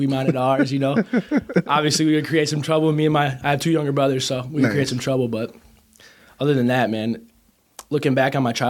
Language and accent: English; Kenosha, Wisconsin, United States; I am born and raised in Kenosha, Wisconsin.